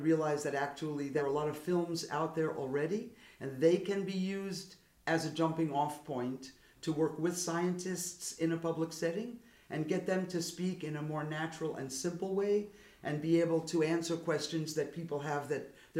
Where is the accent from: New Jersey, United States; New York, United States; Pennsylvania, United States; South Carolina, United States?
New York, United States; New York City; I'm from Brooklyn, New York